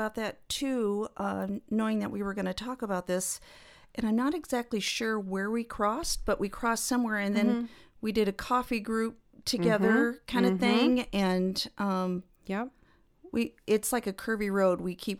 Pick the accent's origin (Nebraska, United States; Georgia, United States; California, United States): Nebraska, United States; North Bend; I grew up in this area. I grew up in North Bend, and then went to school at Kearney State for several years.